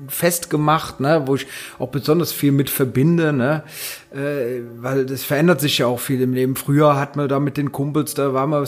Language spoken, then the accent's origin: German; North Rhine-Westphalia, Germany; hat man als Rheinländer immer mal so äh, den Gedanken, oh, ich will mal nach Köln.